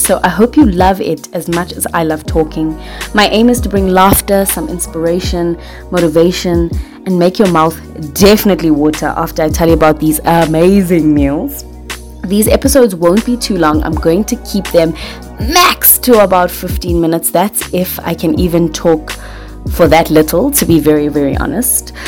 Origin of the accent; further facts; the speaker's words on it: Johannesburg, Gauteng, South Africa; I'm from South Africa, the west of Johannesburg. Yes, I am a proud girl from Joburg.